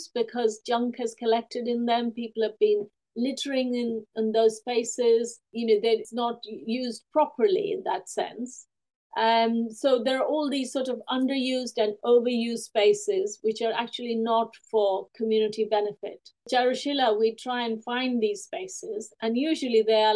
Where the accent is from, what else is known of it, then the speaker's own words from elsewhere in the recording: India; now in United Kingdom; I've written since I was a small child growing up in India and also when I came to the UK